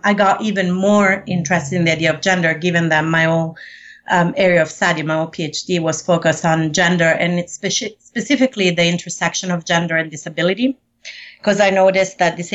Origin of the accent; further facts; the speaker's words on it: Rome, Lazio, Italy; also born or lived in Sicily; I was born in Rome, Italy. My mom is from Sicily, so I also spent a lot of time in Sicily